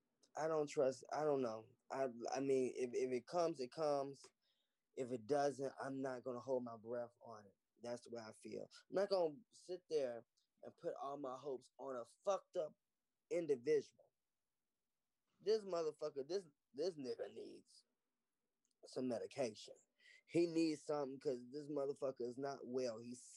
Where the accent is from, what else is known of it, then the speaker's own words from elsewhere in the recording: Chicago, Illinois, United States; I'm from Chicago.